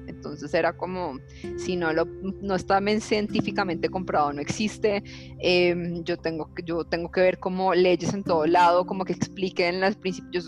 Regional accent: Cali, Valle del Cauca, Colombia; yo soy de Cali, por donde vivía, había mucha, eh, digamos, yo vivía sobre una montaña que, tiene a Cristo Rey encima

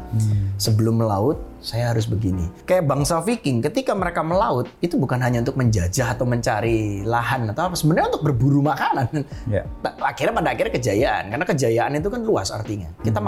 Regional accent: Java, Indonesia; saya tumbuh besar di Jawa saya bukan orang Jawa

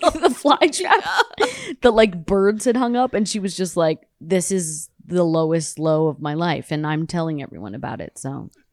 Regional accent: Toronto, Ontario, Canada; now in United States; I'm from Toronto

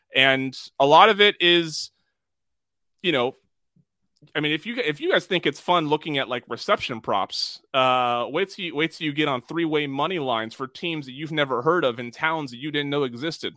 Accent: United States

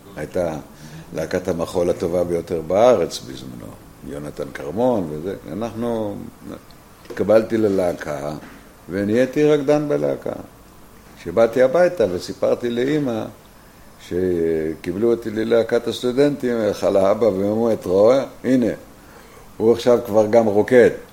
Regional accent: Ashdot Ya'akov, Northern District, Israel; also born or lived in New York; אני נולדתי באשדות יעקב, בעמק הירדן. 1942. אנחנו גדלנו כאנשי אדמה

